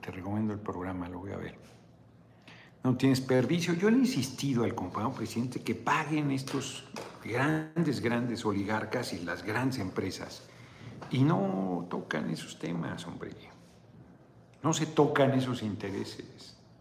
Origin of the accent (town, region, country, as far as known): Mexico